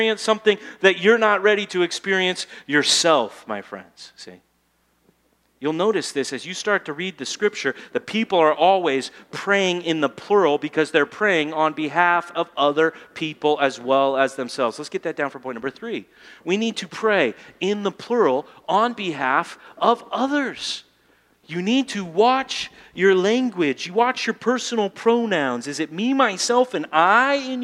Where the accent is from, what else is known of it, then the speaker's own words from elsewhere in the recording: United States; I'm an American